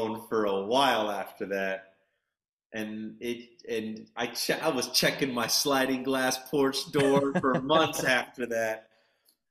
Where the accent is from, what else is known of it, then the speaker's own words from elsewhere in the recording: New York City, New York, United States; I live in New York. I'm a New Yorker